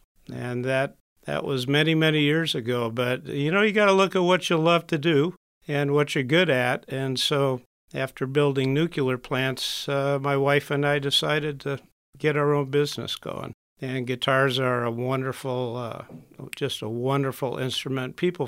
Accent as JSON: {"language": "English", "town": "Birmingham", "region": "Michigan", "country": "United States", "tie": "born there", "said": "I was born in Michigan, Birmingham, came up to Marine City all the summers, all the weekends, did farming, did boating"}